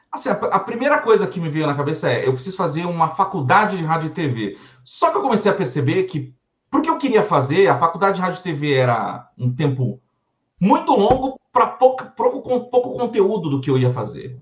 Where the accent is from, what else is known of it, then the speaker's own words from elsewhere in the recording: São Paulo, Brazil; Sou paulistano, sou paulistano, filho de, de alagoanos. Mas nasci aqui na cidade de São Paulo mesmo